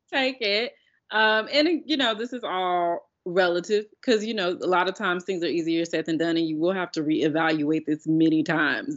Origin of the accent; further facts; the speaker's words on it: United States; as an American